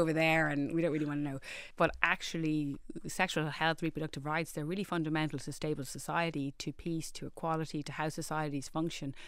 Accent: Dublin, Leinster, Ireland; I grew up in Rohini, um, we lived on your classic housing estate

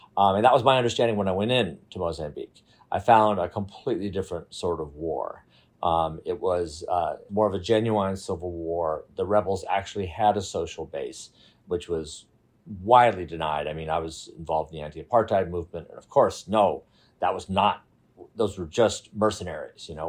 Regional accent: United States; being an American and being white

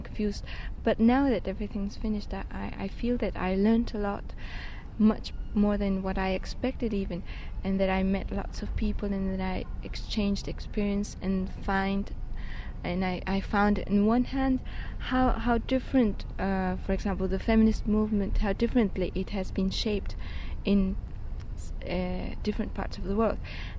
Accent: Mexico; I come from Mexico and I was expecting to find many people, to talk to many people, to exchange experiences.

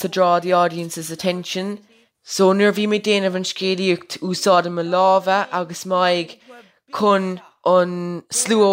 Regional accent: Cork, Munster, Ireland; also born or lived in Kilnamartra, Múscraí Gaeltacht; I'm 15 years old. I'm from Cork. I live in a small rural village in the Gaeltacht Muse Gree called Kilnamartra.

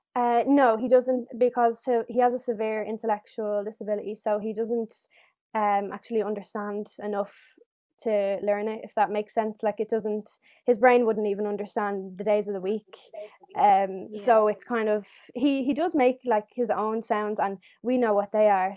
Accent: Dublin, Leinster, Ireland; I'm 18 years old and I'm from Dublin

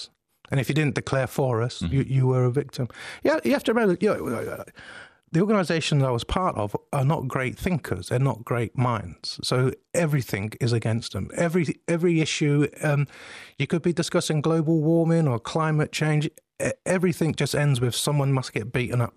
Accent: London, United Kingdom; I grew up in Southeast London, which some of your listeners will probably know, on a council estate.

